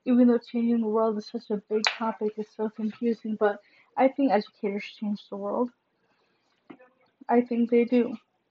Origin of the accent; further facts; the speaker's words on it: Chicago suburbs, Illinois, United States; I'm from the suburbs, yes. But I can't really claim that I am from Chicago because I haven't lived there